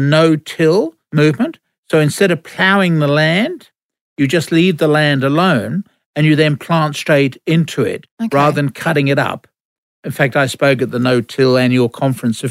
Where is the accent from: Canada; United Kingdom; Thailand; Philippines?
United Kingdom; England; now in Australia; When I was growing up in England